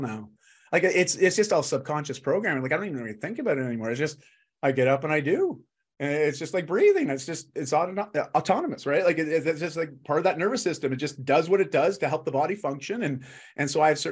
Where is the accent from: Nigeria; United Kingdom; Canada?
Canada; I'm just Canadian